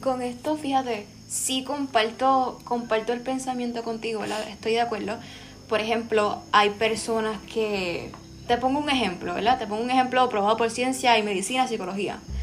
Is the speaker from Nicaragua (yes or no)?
no; Puerto Rico; las raíces africanas que tenemos todos como puertorriqueños